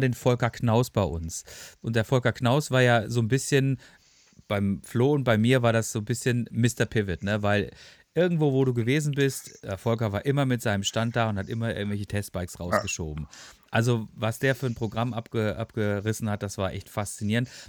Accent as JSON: {"language": "German", "town": "Freiburg", "region": "Baden-Württemberg", "country": "Germany", "tie": "born or raised there", "moved": "yes", "said": "ich bin auch gebürtiger Freiburger"}